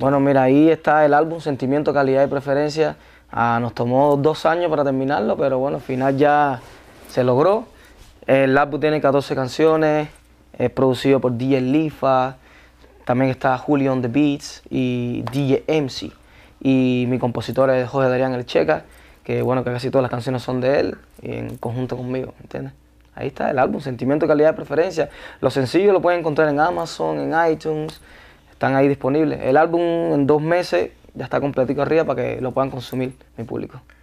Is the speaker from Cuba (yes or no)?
yes; Cuba; moved away as an adult; also born or lived in Las Vegas, Nevada, United States; now in United States; esa es mi tierra donde yo nací